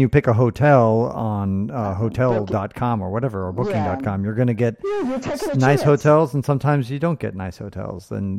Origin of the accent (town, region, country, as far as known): United States